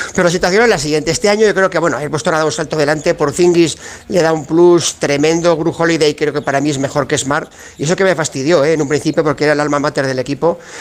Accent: Teruel, Aragon, Spain; also born or lived in Jerez de la Frontera; mi pueblo

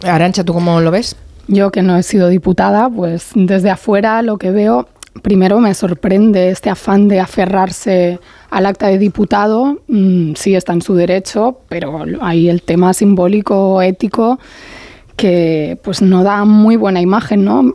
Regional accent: Barcelona, Catalonia, Spain; como barcelonesa

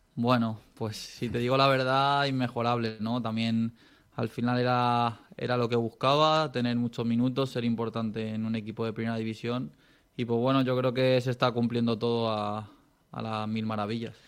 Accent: Dénia, Valencian Community, Spain; mi pueblo, a Denia, que, que lo quiero tanto

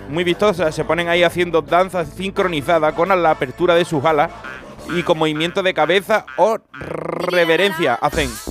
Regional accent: Madrid, Community of Madrid, Spain; Bueno, pues … de Madrid, que no es Francisco Goyi, ¿eh? Es … de Madrid.

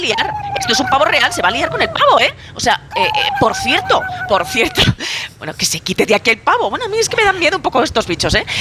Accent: Aragon, Spain; soy maña

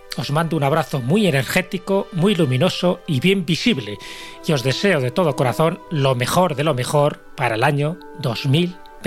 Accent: Castile and León, Spain; cuando era pequeño y vivía en mi pueblo de León

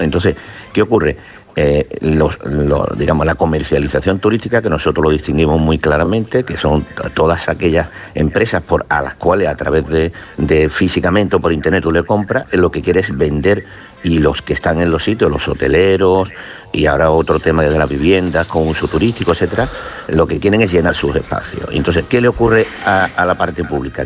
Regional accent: Málaga, Andalusia, Spain; soy de Málaga

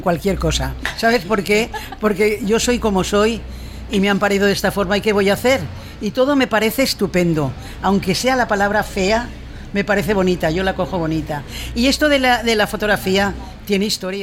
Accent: Valencia, Valencian Community, Spain; aquí en mi tierra

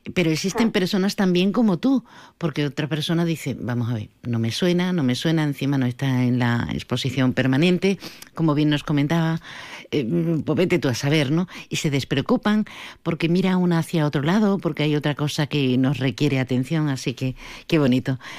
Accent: Andalusia, Spain; los que somos andaluces

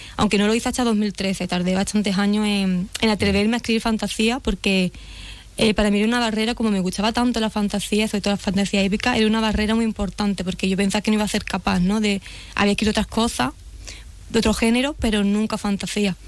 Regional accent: Nueva Jarilla, Andalusia, Spain; yo soy de Nueva Jarilla

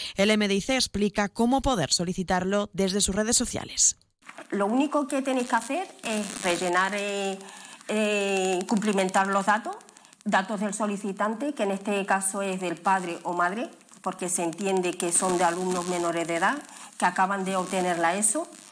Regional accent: Ceuta, Spain; somos todos ceutíes

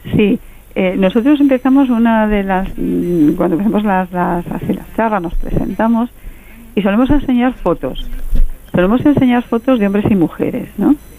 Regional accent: Galicia, Spain; yo soy gallega

